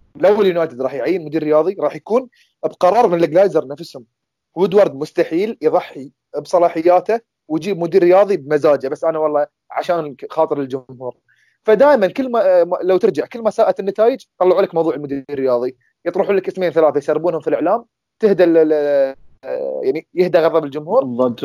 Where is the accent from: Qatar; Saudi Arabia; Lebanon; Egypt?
Qatar; عندنا في قطر